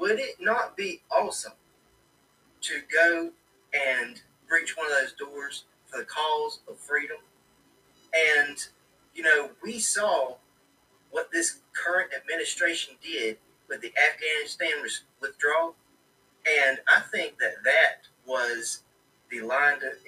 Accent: United States; I am an American

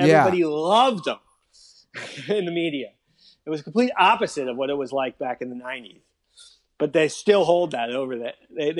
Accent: Miami, Florida, United States; I'm down here in South Florida, and I grew up in Miami

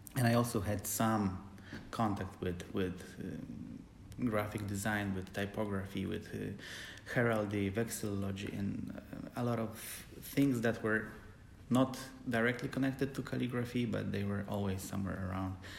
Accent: Poland; moved away as an adult; also born or lived in Supraśl, Poland / Gdańsk, Poland; now in Germany; I come from Poland, uh, but I live in Germany

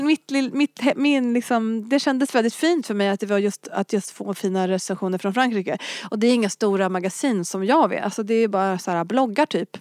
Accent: Örebro, Örebro County, Sweden; first language French; moved away; also born or lived in Glasgow; jag är uppvuxen i Örebro

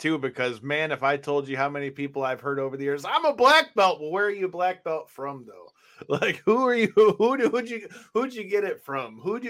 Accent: Michigan, United States; We're from Michigan

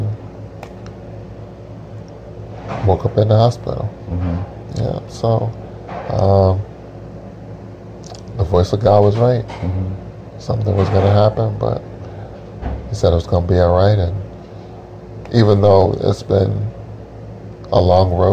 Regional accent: Utica, New York, United States; now in New Hampshire, United States; We were back in our hometown

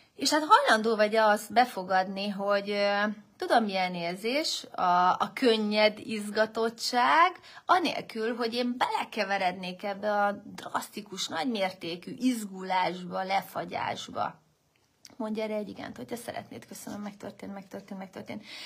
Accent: Hungary; én vagyok az egyedüli magyar résztvevő

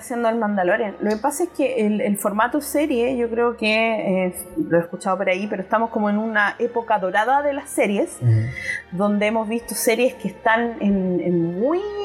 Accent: Chile

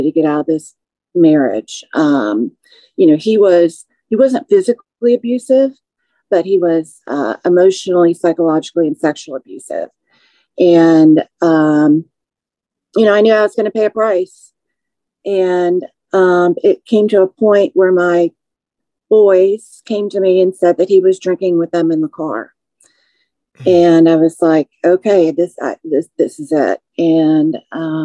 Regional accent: Naperville, Illinois, United States; moved away as an adult; now in Georgia, United States; I'm an Illinois native. I was raised in Naperville

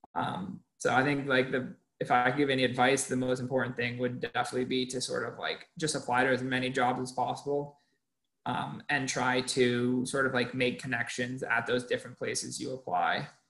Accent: Maine, United States; moved away as an adult; also born or lived in Massachusetts; now in California, United States; I am originally from Maine, came out to Clark

